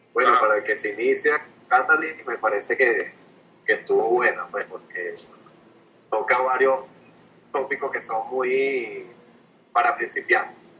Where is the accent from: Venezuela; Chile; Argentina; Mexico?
Venezuela; first language Spanish; Venezuela que obviamente nuestra lengua materna es el, el castellano